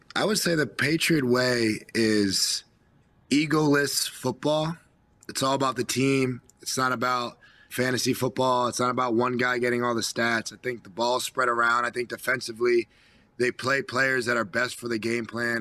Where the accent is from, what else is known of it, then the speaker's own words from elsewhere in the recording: New Jersey, United States; I'm from New Jersey